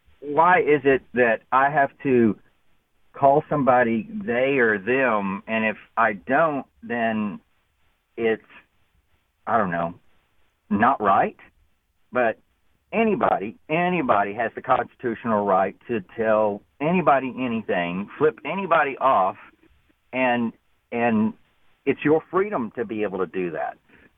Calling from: Clinton, Arkansas, United States; Oh, right now I'm in Clinton, Arkansas. So just north.

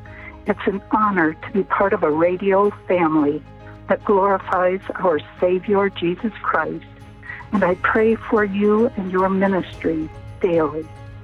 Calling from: Allendale, Michigan, United States; from Allendale, Michigan.

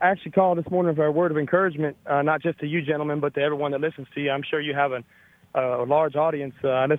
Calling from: Leesburg, Georgia, United States; Leesburg, just outside of Albany.

